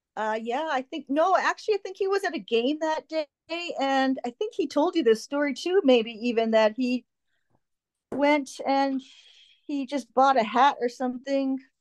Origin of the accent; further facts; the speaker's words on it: Winnipeg, Manitoba, Canada; I'm from Winnipeg